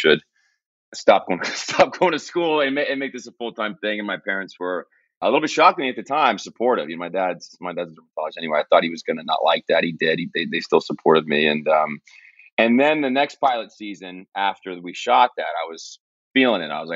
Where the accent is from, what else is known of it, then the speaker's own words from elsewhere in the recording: Texas, United States; moved away; also born or lived in New York; I'm from Texas